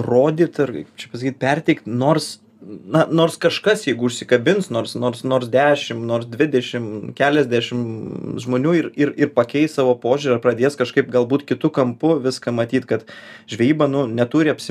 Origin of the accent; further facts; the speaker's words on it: Lithuania; also born or lived in Vilnius; ypač mes, lietuviai